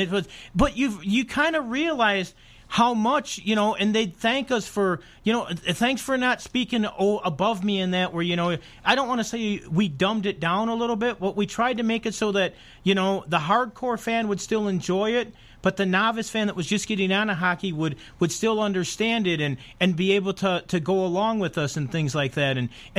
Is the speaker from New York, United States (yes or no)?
no; Chicago, Illinois, United States; I'm a Blackhawk fan. I'm from Chicago.